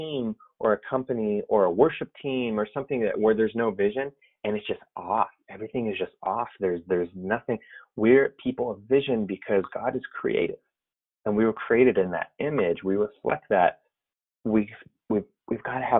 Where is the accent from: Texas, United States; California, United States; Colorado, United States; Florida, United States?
California, United States; the Bay Area; I'm from the Bay Area. I'm a lifelong Warriors fan. Grew up watching my dad watch the Warriors lose.